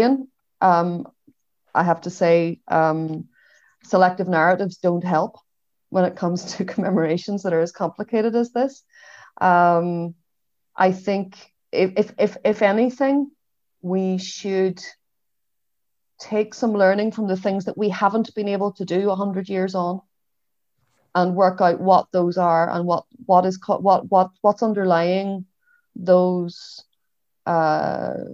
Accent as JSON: {"language": "English", "town": "Derry", "region": "Northern Ireland", "country": "United Kingdom", "tie": "born or raised there", "said": "I'm a Derry woman, you know, I was reared in Northern Ireland"}